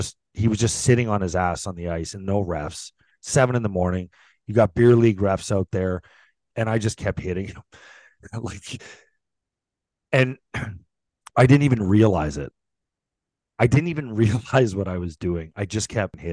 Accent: St. Catharines, Ontario, Canada; we are at Garden City Arena in St. Catharines, my hometown

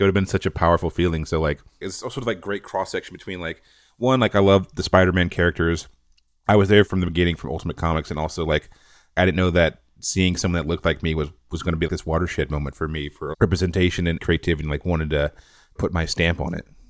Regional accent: North Carolina, United States; I'm from North Carolina, a super small rural town. We didn't have cable growing up

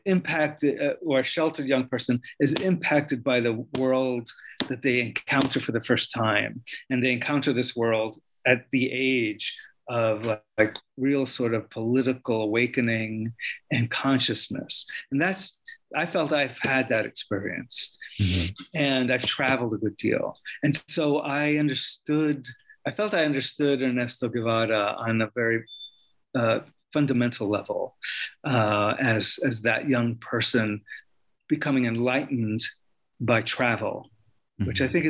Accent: New York, United States; born or raised there

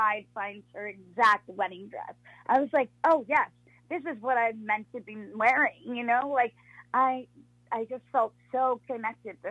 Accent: Long Island, New York, United States; I'm from Long Island

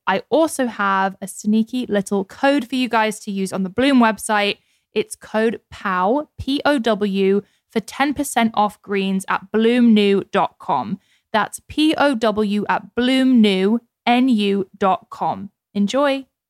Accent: Scottsdale, Arizona, United States; I grew up in Scottsdale

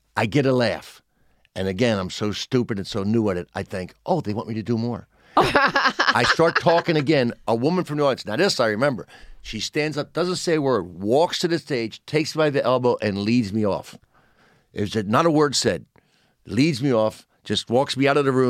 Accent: Pennsville, New Jersey, United States; Pennsville, New Jersey, a small town in South Jersey

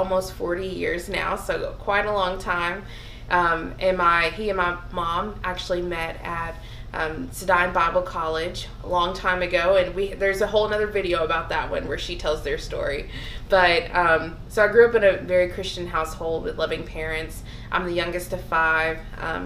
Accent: the South, United States; growing up in the South

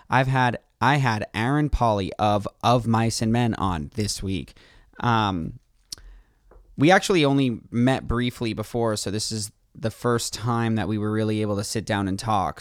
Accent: Northeast, United States; I'm from the Northeast

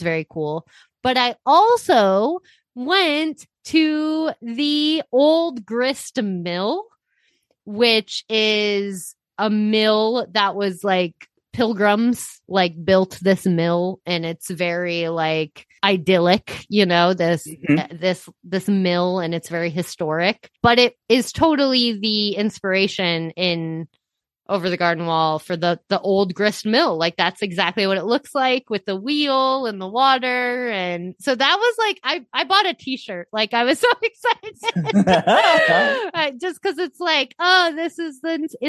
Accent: Iowa, United States; I'm growing up in Iowa

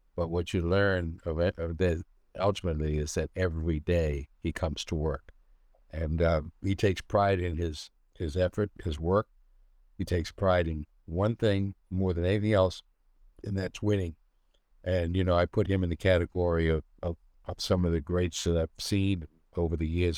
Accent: Cambridge, Massachusetts, United States; I was born in Cambridge.

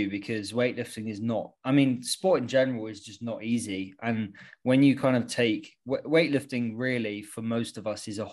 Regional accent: Yorkshire and the Humber, United Kingdom; now in London, United Kingdom; I grew up out in the sticks up in Yorkshire

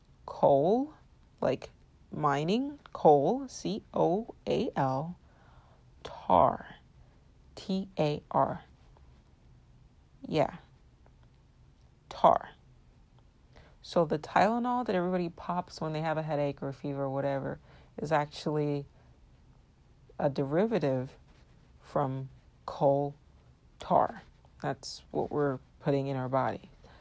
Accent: Nigeria; My regular listeners know I'm of Nigerian descent and I was born and raised in Nigeria. And even though I have not much of an accent

